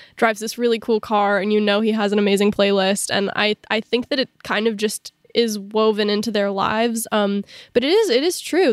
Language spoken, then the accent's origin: English; Southern California, United States; growing up in Southern California